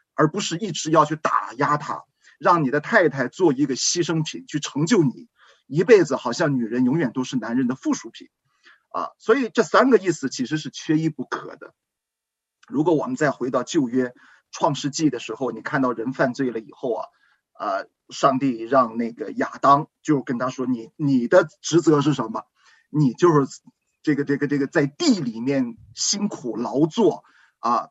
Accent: China; 我们中国人

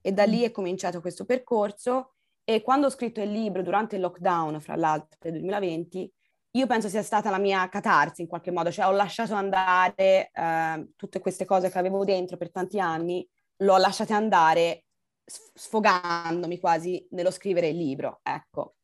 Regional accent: Pisan hills, Tuscany, Italy; moved away; also born or lived in Austria; sono nata lassù in Austria, ma sono cresciuta in Toscana, nelle colline pisane

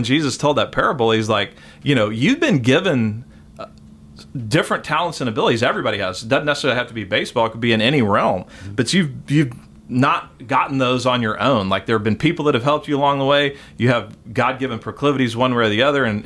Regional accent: Austin, Texas, United States; also born or lived in Waco, Texas / San Antonio, Texas / New Braunfels, Texas; from 6 to 16, we lived in Austin

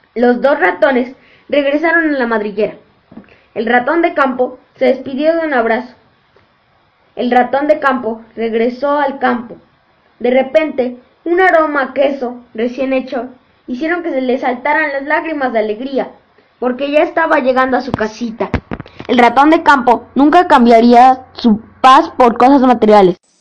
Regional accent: Mexico; tengo 10 años, y soy de México

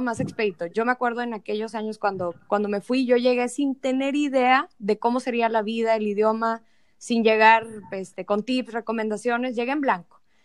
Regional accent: Monterrey, Nuevo León, Mexico; soy de Monterrey, mi familia es de Monterrey.

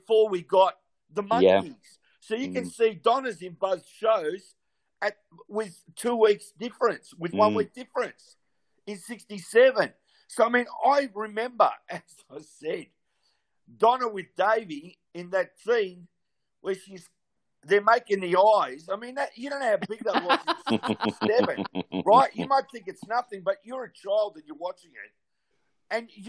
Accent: Australia; growing up in Australia in the early 60s, when I went to elementary school

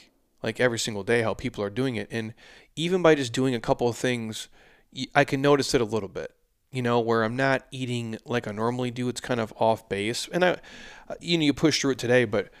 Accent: United States; born there; but I was born here in the United States

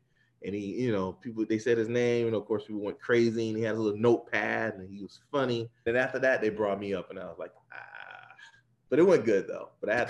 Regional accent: South Florida, United States; moved away as an adult; also born or lived in Tallahassee / North Carolina; South Florida guy, born and raised in South Florida. Went to school in Tallahassee.

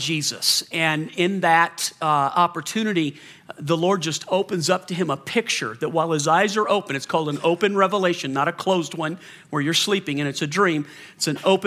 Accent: the South, United States; I grew up in the South. We had hurricanes in the South

